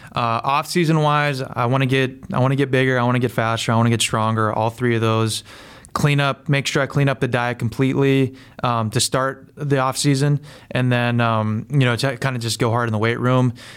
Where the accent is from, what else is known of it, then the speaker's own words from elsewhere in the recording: Pennsylvania, United States; I'm from Pennsylvania, like I grew up in PA